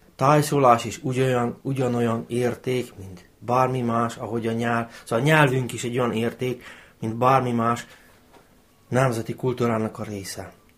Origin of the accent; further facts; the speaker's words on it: Novi Bečej, Vojvodina, Serbia; accent: Banat ö-ző (őzés); Török becseiek